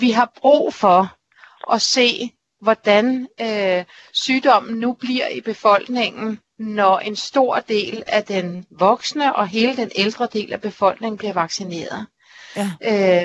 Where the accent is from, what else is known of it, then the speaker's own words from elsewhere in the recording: Denmark; vi er danskere